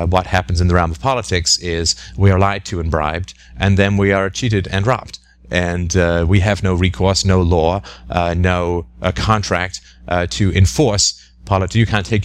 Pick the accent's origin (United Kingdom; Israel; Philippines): United Kingdom; England; maybe it's because I grew up in England